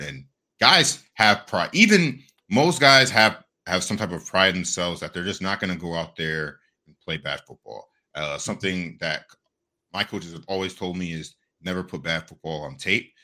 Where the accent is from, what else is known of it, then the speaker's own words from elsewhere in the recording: Ohio, United States; growing up in Ohio